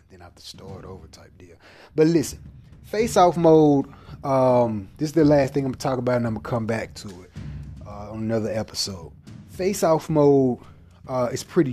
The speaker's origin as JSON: {"language": "English", "region": "the South", "country": "United States", "accent": "southern", "said": "my southern accent"}